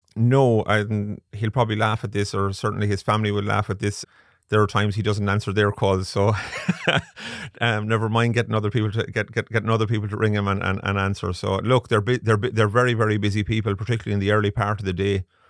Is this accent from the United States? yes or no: no; Galway, Connacht, Ireland; Born and bred in Galway. I like to think I'm a proud Galway man